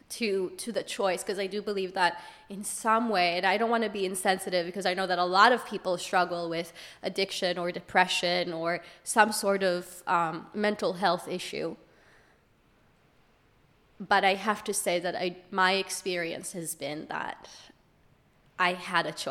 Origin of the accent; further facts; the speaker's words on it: London, United Kingdom; I'm from London.